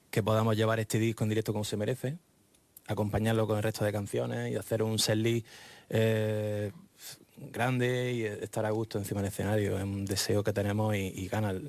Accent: Granada, Andalusia, Spain; Sin olvidar que nosotros venimos de Granada

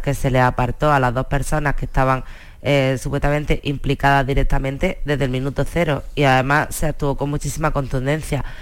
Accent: Almería, Andalusia, Spain; los que somos de Almería

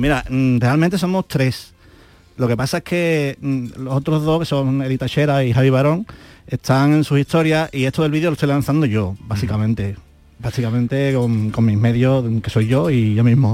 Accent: Andalusia, Spain; somos, todos andaluces

